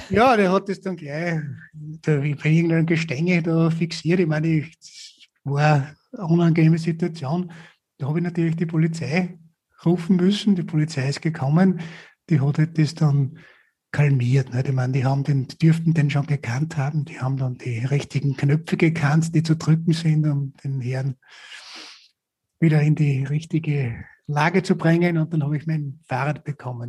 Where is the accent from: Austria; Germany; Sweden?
Austria; Upper Austria; Oberösterreich, also in meinem Heimatbundesland